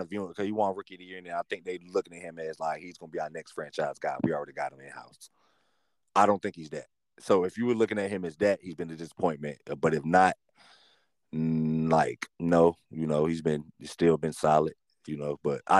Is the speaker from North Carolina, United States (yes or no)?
yes; North Carolina, United States; just based off the fact I'm from North Carolina.